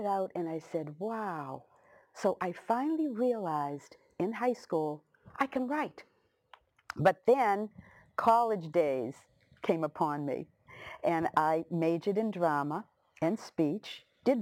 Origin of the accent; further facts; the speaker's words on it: Lynn, Massachusetts, United States; I was from Lynn English